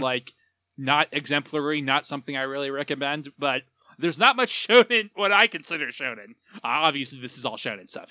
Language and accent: English; United States; as an American